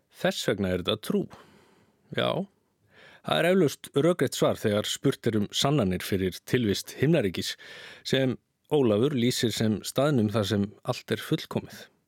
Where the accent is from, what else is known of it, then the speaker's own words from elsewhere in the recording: Iceland; við Íslendingar höfum verið kristin þjóð